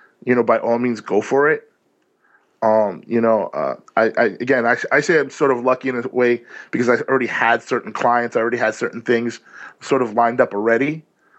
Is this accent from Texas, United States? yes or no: no; New York City, New York, United States; I'm a New Yorker here